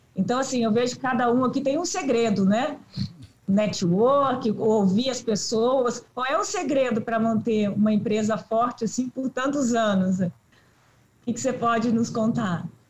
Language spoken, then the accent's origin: Portuguese; Rio Grande do Sul, Brazil; Eu sou de lá, sou do Rio Grande do Sul